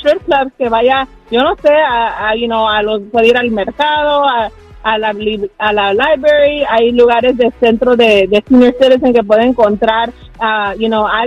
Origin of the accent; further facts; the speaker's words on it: Jalisco, Mexico; now in Los Angeles, United States; De originario de Jalisco, pero vivo aquí en Los Ángeles. Altos de Jalisco